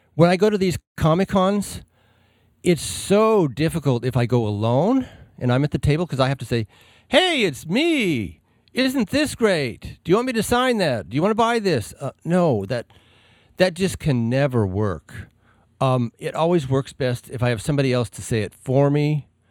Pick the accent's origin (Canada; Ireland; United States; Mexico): United States; Alamosa, Colorado; moved away; growing up in Alamosa